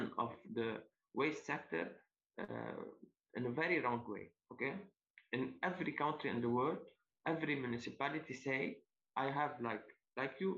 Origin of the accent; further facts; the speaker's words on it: Zibdin, Lebanon; I come from Zibdin. Zibdin, it's a lovely village in Lebanon.